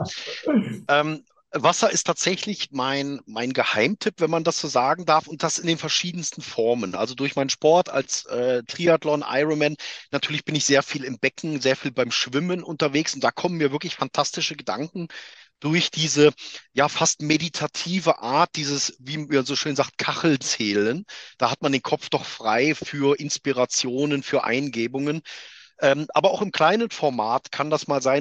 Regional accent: Germany; moved away; also born or lived in Switzerland; ich bin halt in Deutschland geboren, ich bin in Deutschland ausgebildet, ich bin deutscher Unternehmer mit einer Firma in der Schweiz

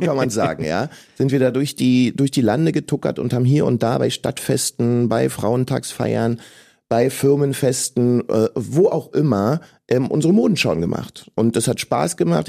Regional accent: Berlin, Germany; ich bin in Ostberlin geboren als äh, Sohn eines afrikanischen, eines ghanaischen Vaters und einer deutschen Mutter

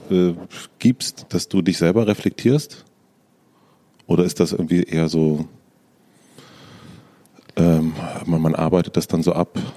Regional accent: East Germany, Germany; Ich bin aus dem Osten.

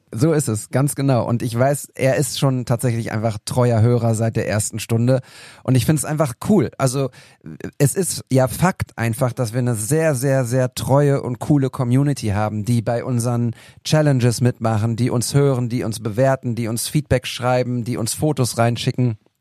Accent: Altenberge, North Rhine-Westphalia, Germany; in meinem Heimatdorf in Altenberge

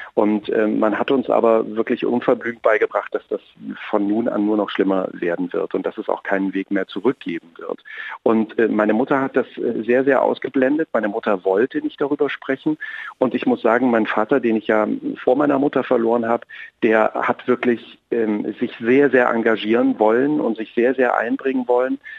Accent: Apolda, Thuringia, Germany; moved away; Ich bin ja ein, ein, ein Kind aus Thüringen. Ich bin äh, in Apolda groß geworden, in einer kleinen Stadt mitten in Thüringen.

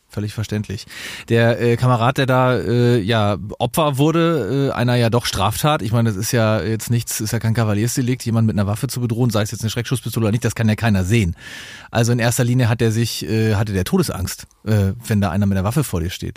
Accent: Dithmarschen, Schleswig-Holstein, Germany; in Dithmarschen vorstellen kann, wo ich herkomme

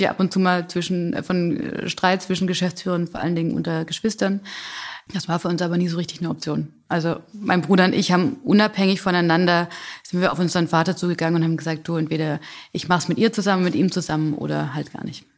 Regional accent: Calw, Baden-Württemberg, Germany; accent: Swabian; Das ist mein Zuhause, das ist meine Heimat. Hier komme ich her

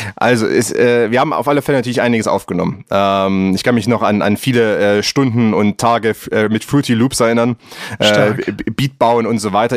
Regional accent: Plauen, Saxony, Germany; ich bin aufgewachsen im, im Vogtland. Das ist äh, Dreiländereck, ähm, Thüringen, Sachsen, Bayern, Tschechien, eigentlich vier Ländereck, wenn man wenn man es mal ganz genau nimmt. Ja. Und äh, im Plauen

